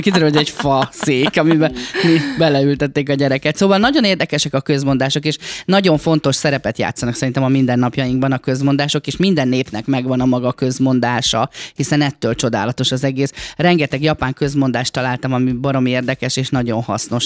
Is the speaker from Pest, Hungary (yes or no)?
no; Gyomaendrőd, Békés, Hungary; én vidéki lány vagyok, én gyomendrődi lány vagyok, és nálunk az endrődi falu részen gyermekkoromban